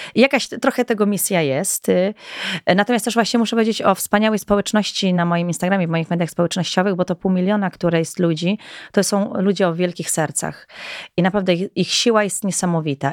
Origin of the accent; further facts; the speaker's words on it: Goral, Podhale, Poland; jestem góralką też